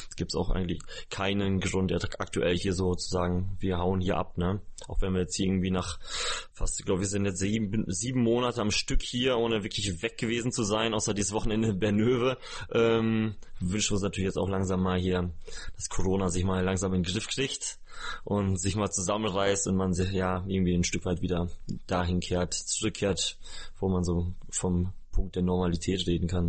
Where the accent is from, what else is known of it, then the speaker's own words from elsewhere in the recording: small village near Osnabrück, Lower Saxony, Germany; moved away; in meinem eigentlichen Umfeld, wo ich herkomme